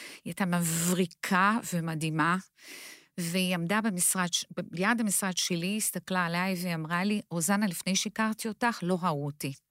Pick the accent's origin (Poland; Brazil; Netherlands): Brazil; Hebrew is a second language; moved away as an adult; now in Israel; אני עליתי לארץ, לארץ מברזיל. וכשאני הגעתי לארץ, לא, לארץ, אני בעצם עברתי אה, קשיי אה, שפה